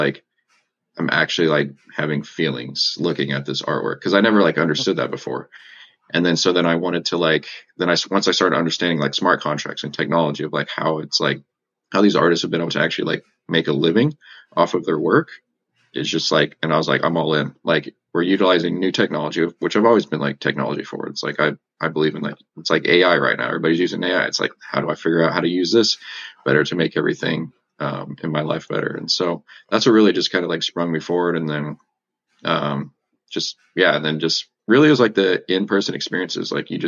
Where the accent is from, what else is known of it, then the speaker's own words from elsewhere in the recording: Colorado, United States; also born or lived in Texas; I mean, I'm from Colorado, really. I was born in Texas, but I've kind of moved a lot in my life.